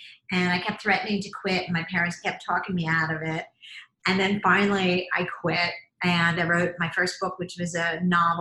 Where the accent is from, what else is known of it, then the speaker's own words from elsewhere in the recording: Philadelphia, Pennsylvania, United States; when I was growing up in Philadelphia